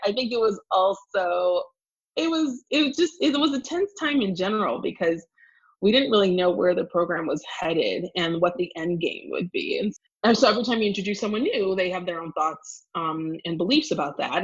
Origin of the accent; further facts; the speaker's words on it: Evanston, Illinois, United States; now in Washington, D.C., United States; I grew up in Evanston, Illinois